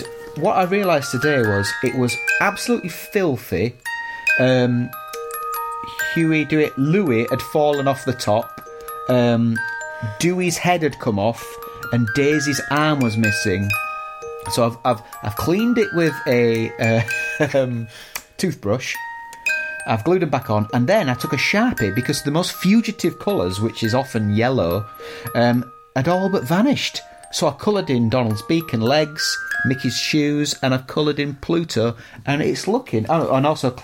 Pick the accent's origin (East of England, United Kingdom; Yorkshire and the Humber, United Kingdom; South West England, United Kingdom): Yorkshire and the Humber, United Kingdom; Dewsbury; I'm from Dewsbury, and I'm an illustrator